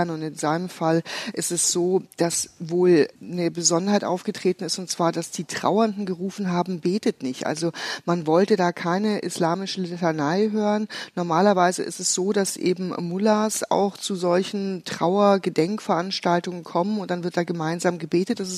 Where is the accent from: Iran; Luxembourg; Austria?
Iran; Also ich habe mir ein zeitliches Fenster gesetzt und sage, bis dahin ist mein Heimatland frei und ähm, wir feiern einen freien Iran.